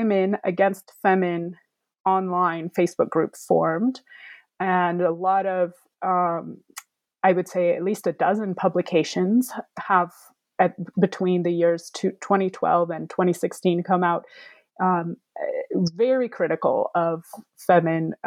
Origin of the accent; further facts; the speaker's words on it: United States; myself being American, fluent in Ukrainian, living in the United States.